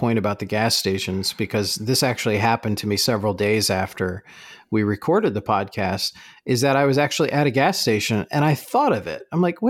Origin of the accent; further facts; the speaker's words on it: New Jersey, United States; accent: Jersey; But when I talk with my parents, when I talk with my family, my Jersey accent comes out.